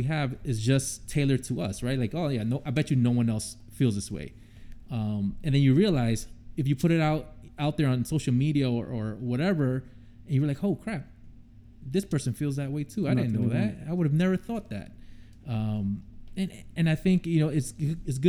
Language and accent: English; New York City, New York, United States; moved away; growing up in the South Bronx, you know, I grew up, I didn't see a white person until I went to a high school that was 50% white.